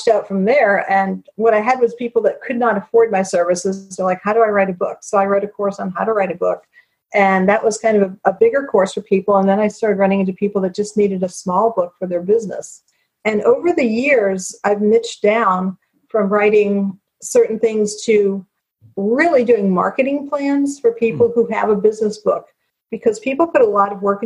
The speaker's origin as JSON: {"language": "English", "country": "United States", "said": "I'm American"}